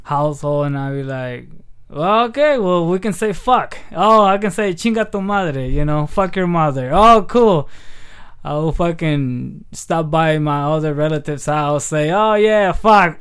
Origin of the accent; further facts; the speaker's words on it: Aguililla, Michoacán, Mexico; moved away; also born or lived in Hayward; I was raised in Mexico from the time I was two.